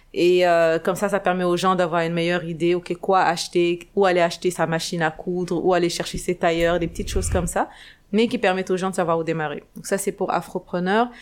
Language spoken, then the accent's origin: French; Dakar, Senegal; moved away as an adult; also born or lived in Canada; je suis sénégalaise, née et grandie au Sénégal, à Dakar